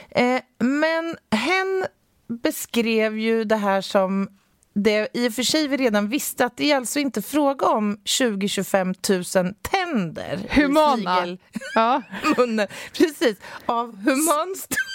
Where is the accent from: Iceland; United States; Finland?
Finland; Vaasa, Ostrobothnia; Du ser Jag är från Vasa.